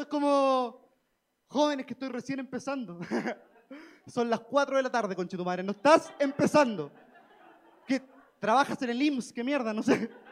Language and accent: Spanish; Chile; moved away as an adult; now in Mexico; soy de Chile